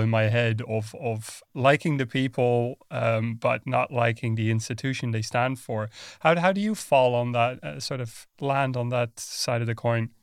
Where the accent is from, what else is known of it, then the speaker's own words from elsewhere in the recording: Netherlands; moved away; I'm from the Netherlands originally.